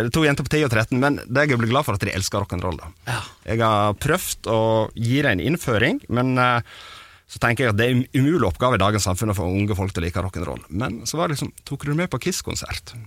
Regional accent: Sogn, Vestland, Norway; Vi er fra Sogn og spiller metal

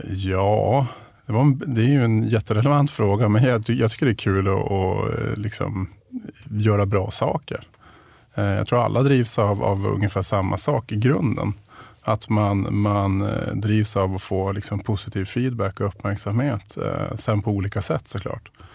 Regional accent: Piteå, Norrbotten County, Sweden; jag är uppvuxen i Pite största delen av min, min uppväxt.

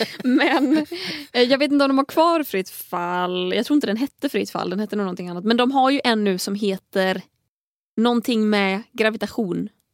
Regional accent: Tahult, Västra Götaland, Sweden; also born or lived in Gothenburg; i egenskap av göteborgare, eller jag är, inte ens, jag är från Tahult men är, jag i Stockholm så får jag lov att kalla mig göteborgare

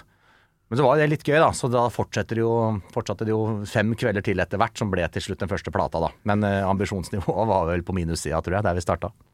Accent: Kongsvinger, Innlandet, Norway; alle kameratene fra Kongsvinger, der jeg er fra

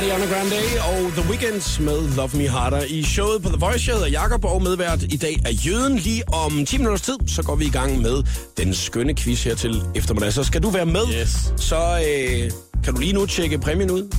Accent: Funen, near Nyborg, Southern Denmark, Denmark; jeg er jo fra Fyn, og, øh, hvad hedder det, elleve kilometer uden for Nyborg, er jeg opvokset

